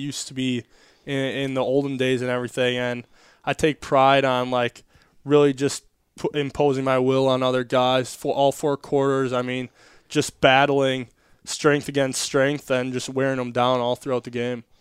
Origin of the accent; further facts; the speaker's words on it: Wisconsin, United States; now in Florida, United States; growing up in Wisconsin, I grew up hunting and fishing a lot